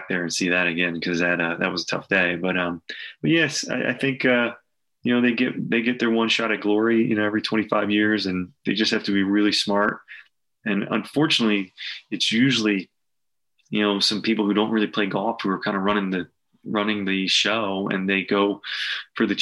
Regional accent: Philadelphia, Pennsylvania, United States; growing up in Philly

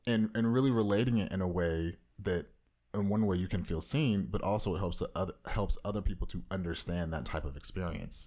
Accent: Orange County, Southern California, United States

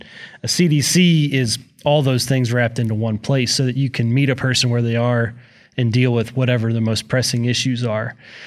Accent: Ona, West Virginia, United States; I grew up in the Huntington area. Was born at Cabell Huntington Hospital, and then spent most of my childhood in a town called Ona, West Virginia, O-N-A. And Ona is just a small speck on the map.

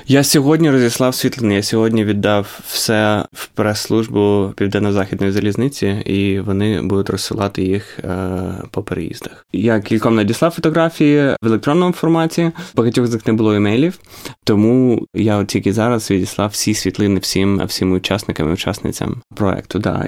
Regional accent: Ukraine; moved away; коли я ріс в Україні

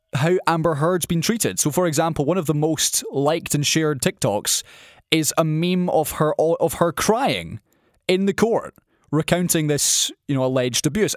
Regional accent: Scotland, United Kingdom; a Scottish person

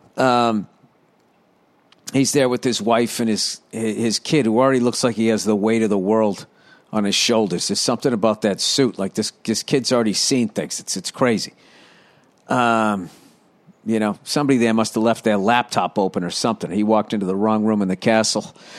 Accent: United States; I'm fucking American

